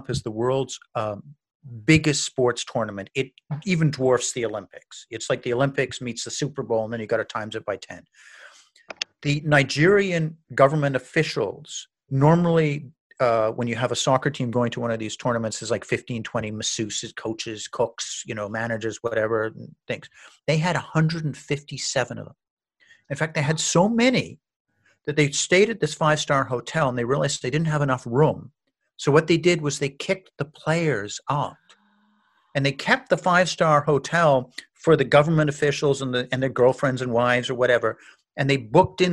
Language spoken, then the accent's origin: English; Canada; moved away as an adult; now in United States; I'm a newly arrived immigrant in America. I'm a Canadian